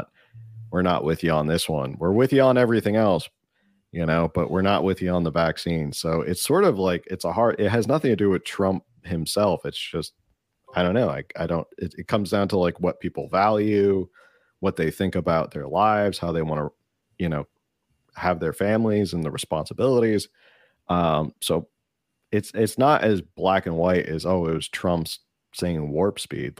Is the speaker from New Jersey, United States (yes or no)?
yes; New Jersey, United States; my home state of Jersey